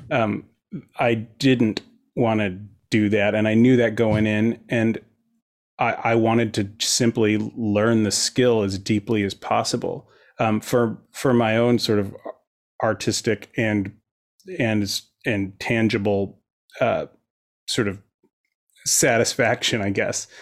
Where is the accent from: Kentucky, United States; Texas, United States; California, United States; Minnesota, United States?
California, United States; Fair Oaks; now in Santa Monica, United States; I was born and raised outside of Sacramento in a little suburb called Fair Oaks